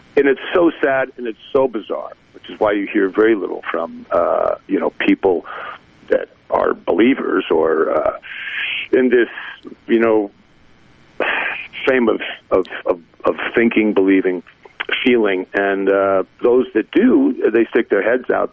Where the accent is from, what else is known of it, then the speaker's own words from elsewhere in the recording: New Jersey, United States; growing up in New Jersey